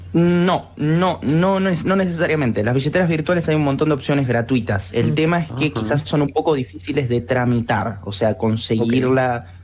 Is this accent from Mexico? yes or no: no; Argentina; Incluso en Argentina, que nosotros por lo general somos bastante prohibitivos